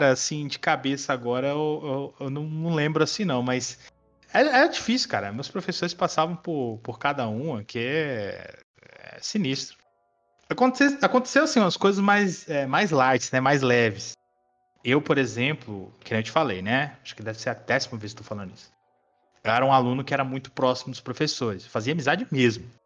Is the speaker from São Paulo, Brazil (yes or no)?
yes; São Paulo, Brazil; Eu, eu, assim, eu apesar de morar em Minas, eu sou paulistano, né?